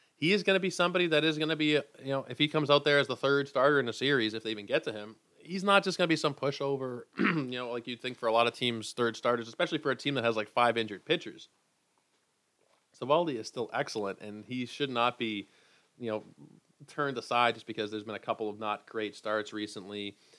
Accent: Toronto, Ontario, Canada; my hometown, Blue Jays

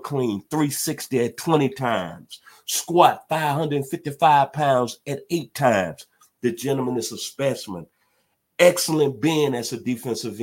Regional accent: Memphis, Tennessee, United States; now in Atlanta, United States; out of my hometown, the 901

